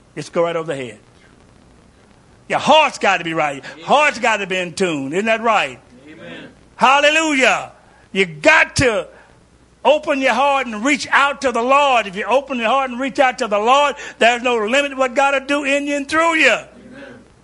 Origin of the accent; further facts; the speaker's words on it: Kentucky, United States; I grew up in Kentucky